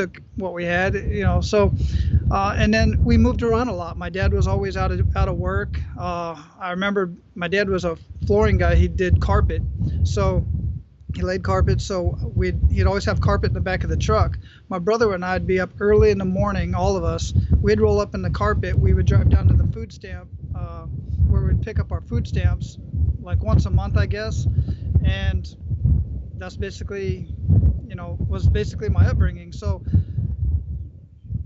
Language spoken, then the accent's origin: English; Phoenix, Arizona, United States; Born and raised in Phoenix, Arizona